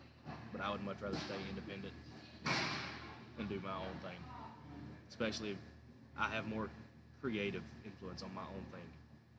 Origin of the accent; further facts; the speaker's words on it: Ragland, Alabama, United States; for my hometown, the last time I was in that gym was probably 7 years ago.